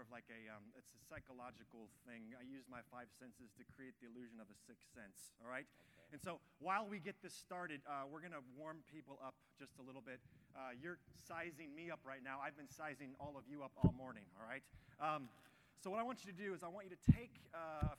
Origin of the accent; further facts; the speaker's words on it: Orange, California, United States; also born or lived in Texas; I grew up in Orange County. I grew up in the city of Orange.